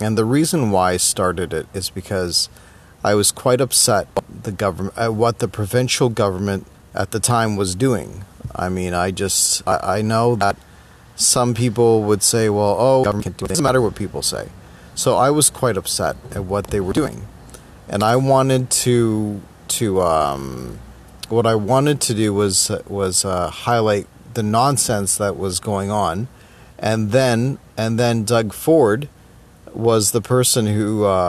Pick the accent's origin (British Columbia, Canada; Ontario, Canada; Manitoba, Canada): Ontario, Canada; Toronto; I was born in Toronto East General Hospital. I grew up in the West End of Toronto. You know, this is my hometown